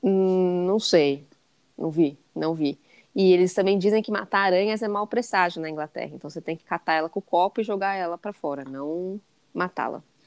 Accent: São Paulo, Brazil; moved away as an adult; also born or lived in England; eu sou de São Paulo

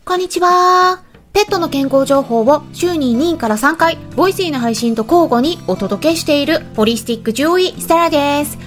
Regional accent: Sapporo, Hokkaido, Japan; now in United Kingdom; 北海道の札幌生まれなんですけれども

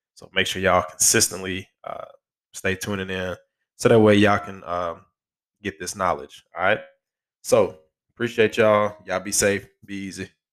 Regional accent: Alabama, United States; my home state

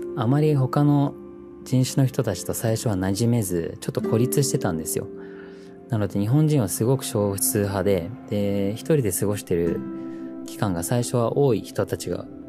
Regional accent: New Zealand; moved away as an adult; now in Japan; 僕はもともと自然豊かなニュージーランドという国で生まれ育って

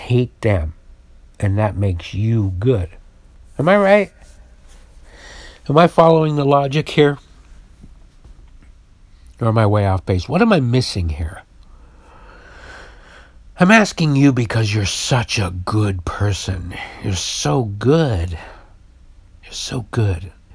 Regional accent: Utah, United States; now in San Francisco, United States; I was raised in Utah

